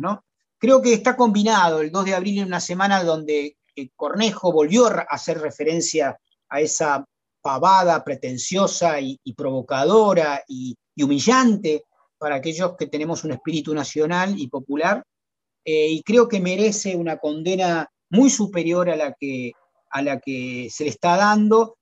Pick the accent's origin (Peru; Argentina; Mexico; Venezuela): Argentina